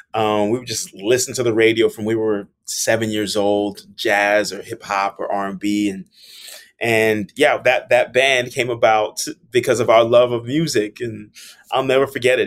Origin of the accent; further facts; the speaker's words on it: South Florida, United States; moved away as an adult; also born or lived in Miami; now in New York, United States; growing up in South Florida